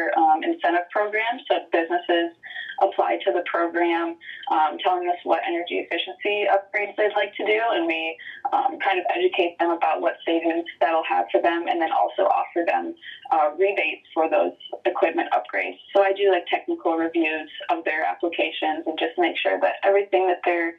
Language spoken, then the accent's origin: English; White Lake, Michigan, United States; I grew up in White Lake, Michigan, which is a farmer town kind of in the metro Detroit area